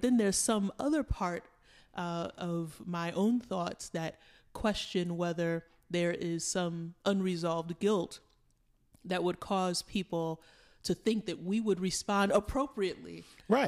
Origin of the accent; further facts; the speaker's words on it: New York City, New York, United States; we grew up in New York City